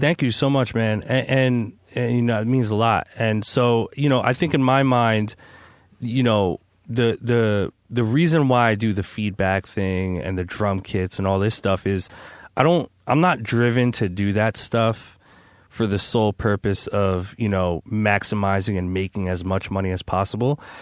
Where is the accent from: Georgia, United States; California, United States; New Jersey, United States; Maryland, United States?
New Jersey, United States; I'm from Jersey